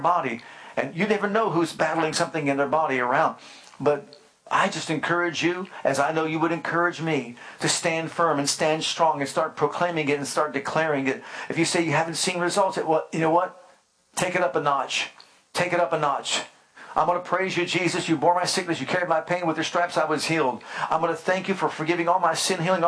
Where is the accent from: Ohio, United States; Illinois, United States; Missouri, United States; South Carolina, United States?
Ohio, United States; Youngstown; I grew up in Youngstown, Ohio